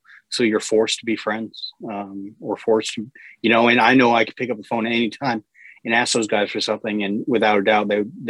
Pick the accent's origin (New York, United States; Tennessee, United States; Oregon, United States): Tennessee, United States; and I was from Tennessee.